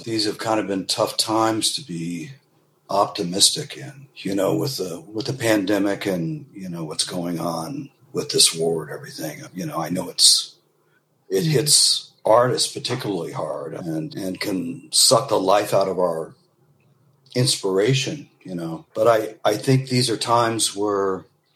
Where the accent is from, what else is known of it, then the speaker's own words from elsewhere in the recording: New York, United States; now in Los Angeles, United States; I'm a New Yorker